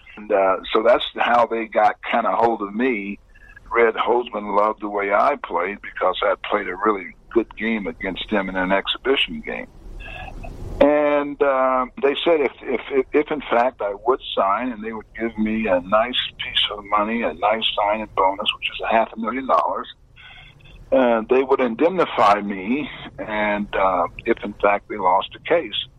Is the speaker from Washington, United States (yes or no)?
no; Indiana, United States; I played high school, college, and now pro ball uh, right in my home state